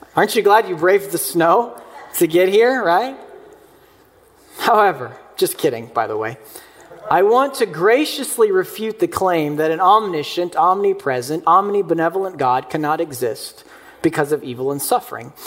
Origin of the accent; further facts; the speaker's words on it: Mayfield, Kentucky, United States; my hometown of Mayfield, Kentucky